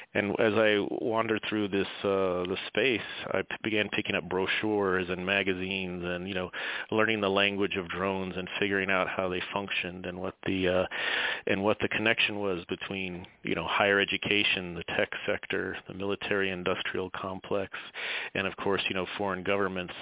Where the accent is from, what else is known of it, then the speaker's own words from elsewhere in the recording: Tampa, Florida, United States; as a kid growing up in Tampa, Florida, in the 80s.